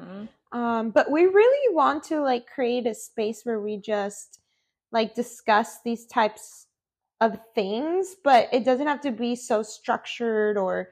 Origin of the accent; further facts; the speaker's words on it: Huntington Beach, California, United States; Okay, well, I am Mexican. Full Mexican, and I was raised in Huntington Beach, California.